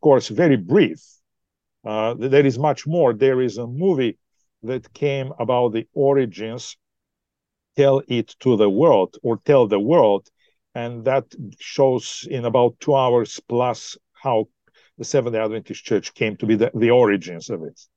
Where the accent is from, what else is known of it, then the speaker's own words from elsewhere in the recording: Bulgaria; moved away as an adult; also born or lived in Australia / United States; now in Ontario, Canada; I'm originally from Bulgaria